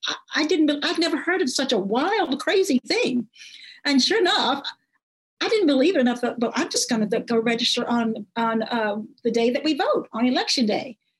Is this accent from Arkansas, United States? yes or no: yes; Nevada County, Arkansas, United States; I grew up in Nevada County, a lot of people in Nevada County work at the Tysons. That's um, up in Hope